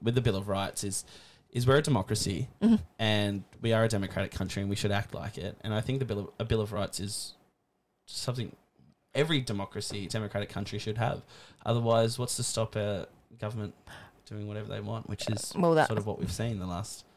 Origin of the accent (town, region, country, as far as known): Australia